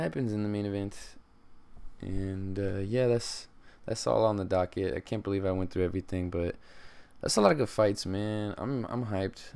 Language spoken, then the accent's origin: English; Stockton, California, United States; I'm from Stockton